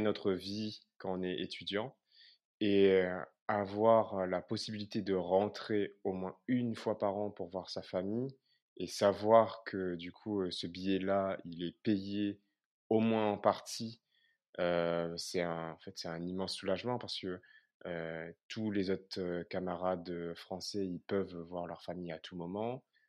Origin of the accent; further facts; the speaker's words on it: Réunion; moved away; me construire en tant que réunionnais